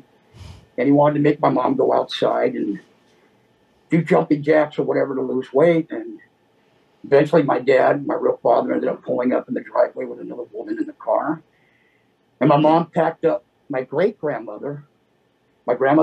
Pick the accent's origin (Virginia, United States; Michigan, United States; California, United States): California, United States; Los Angeles; also born or lived in Inglewood, California; now in Oxnard, United States; I grew up, I was born in Inglewood, and we ended up moving to Westchester, which is it's a beach area over there